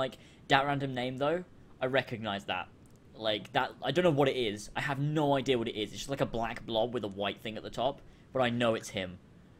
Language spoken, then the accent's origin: English; Australia; I'm from Australia.